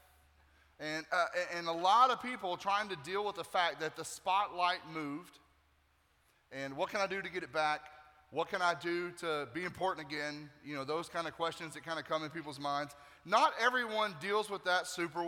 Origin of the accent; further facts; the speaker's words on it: Nashville, Tennessee, United States; now in Tampa, United States; I'm originally from Nashville, Tennessee